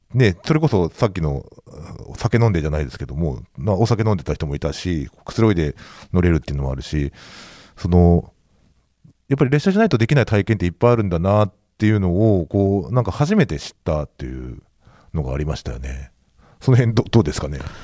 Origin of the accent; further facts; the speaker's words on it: Kushiro, Hokkaido, Japan; moved away as an adult; 地元釧路市っていうところなんですけど